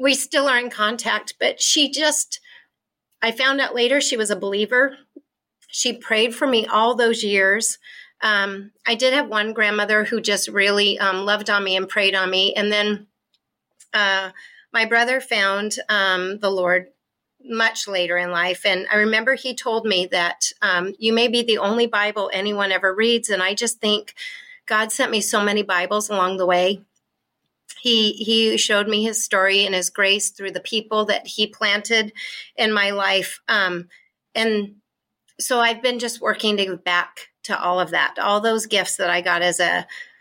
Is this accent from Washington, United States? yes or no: yes; Washington, United States; born or raised there